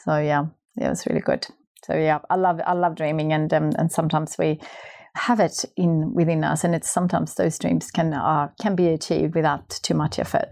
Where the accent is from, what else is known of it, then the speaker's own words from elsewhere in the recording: Sweden; moved away; my hometown in Sweden.